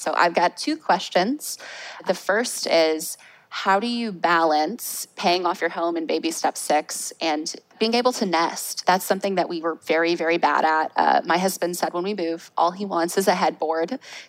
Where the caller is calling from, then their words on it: Jacksonville, Florida, United States; We are in Jacksonville, Florida. The royal we, my husband and I, just us.